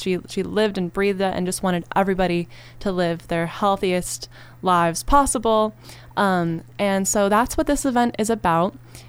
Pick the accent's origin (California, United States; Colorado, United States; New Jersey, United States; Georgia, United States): California, United States; coming from LA, I feel like, you know, the desert's my hometown